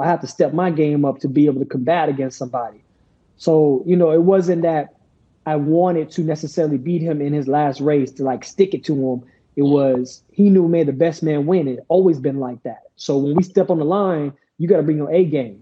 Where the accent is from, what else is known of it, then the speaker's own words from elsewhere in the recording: United States; as American athletes who represent the United States of America